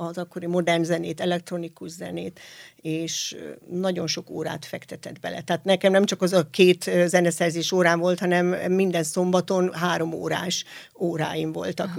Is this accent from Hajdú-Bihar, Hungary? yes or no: yes; Hajdúböszörmény, Hajdú-Bihar, Hungary; ez a hajdúböszörményi mhm. gyülekezetben uh-huh. volt, tehát én ott születtem